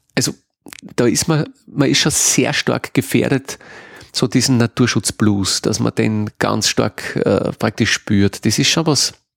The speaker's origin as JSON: {"language": "German", "area": "Innviertel", "region": "Upper Austria", "country": "Austria", "tie": "born or raised there", "said": "meine Heimat, das Innviertel"}